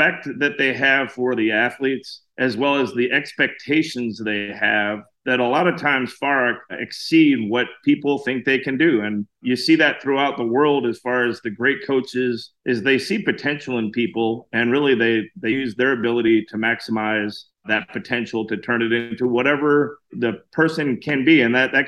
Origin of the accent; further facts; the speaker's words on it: Illinois, United States; now in Pelham, Alabama, United States; I live in Pelham, Alabama, a little bit south of Birmingham. I'm originally from Illinois, moved south to get away from the snow